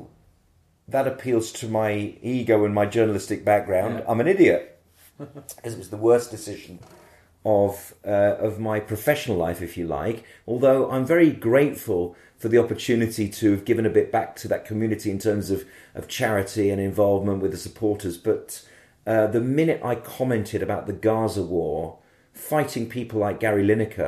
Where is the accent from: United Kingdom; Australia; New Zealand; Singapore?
United Kingdom; Birmingham, West Midlands; being a Brummie